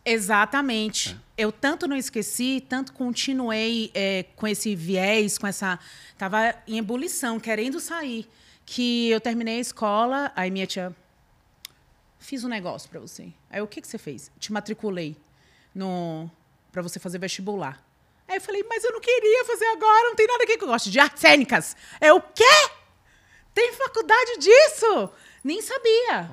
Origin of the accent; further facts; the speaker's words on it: Salvador, Bahia, Brazil; moved away as an adult; now in São Paulo, Brazil; Eu, eu sou de Salvador